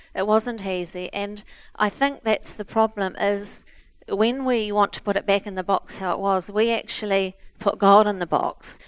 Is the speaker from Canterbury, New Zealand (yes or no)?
yes; Christchurch, Canterbury, New Zealand; We're from Christchurch